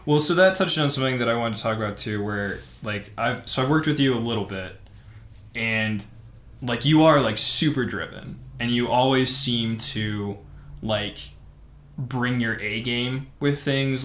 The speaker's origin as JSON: {"language": "English", "town": "St. Louis", "region": "Missouri", "country": "United States", "tie": "born or raised there", "also_born_or_lived": "Cincinnati, Ohio", "moved": "as an adult", "lives_now": "Denver, United States", "said": "I grew up in St. Louis, went to school in Cincinnati, went back to St. Louis, so I'd always been in the Midwest"}